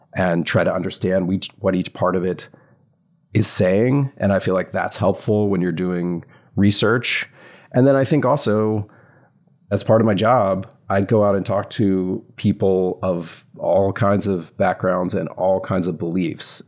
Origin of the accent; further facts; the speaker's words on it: the South, United States; I grew up in the South